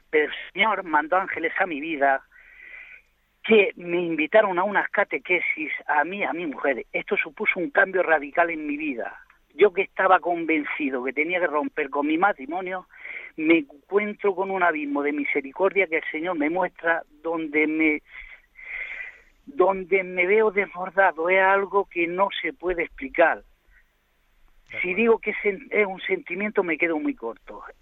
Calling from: Andalusia, Spain; Soy … de Andalucía.

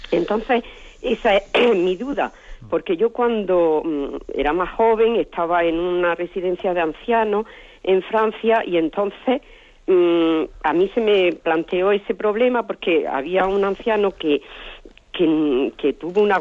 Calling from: Granada, Andalusia, Spain; Buenos días. … de Granada.

